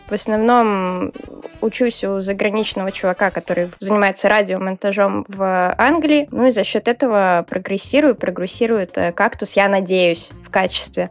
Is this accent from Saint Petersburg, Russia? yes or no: yes; Saint Petersburg, Russia; я из славного города Санкт-Петербурга